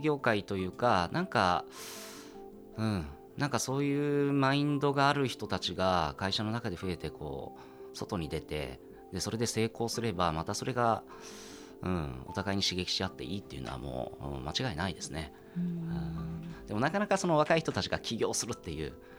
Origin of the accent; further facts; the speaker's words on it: Hiroshima, Japan; moved away as an adult; now in Tokyo, Japan; 私も東京の生まれではなくて広島で生まれて東京に来て